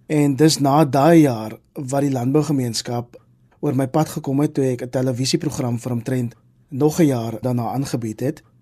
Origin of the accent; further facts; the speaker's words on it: Kraaifontein, Western Cape, South Africa; also born or lived in Mitchells Plain; Ek is in Mitchells Plain op die Kaapse vlakte gebore, maar ek het die grootste deel van my lewe in Kraaifontein groot geword.